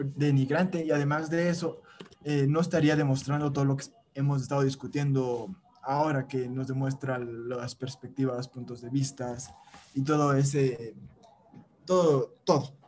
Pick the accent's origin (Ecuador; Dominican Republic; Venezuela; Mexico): Ecuador